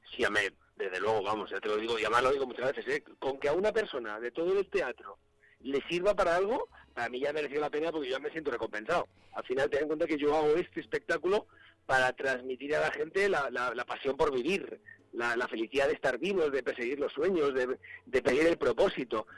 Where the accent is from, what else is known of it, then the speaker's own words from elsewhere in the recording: Asturias, Spain; soy asturiano